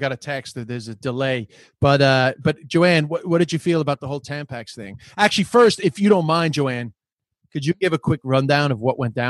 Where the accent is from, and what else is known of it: Ireland